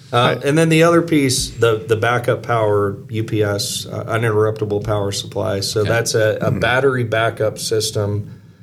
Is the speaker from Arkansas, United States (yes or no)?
yes; Arkansas, United States; moved away; also born or lived in Missouri; I am originally from Arkansas